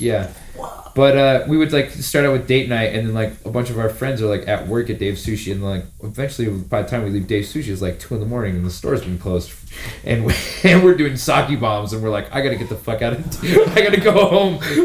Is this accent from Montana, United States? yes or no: yes; Montana, United States; born and raised in Montana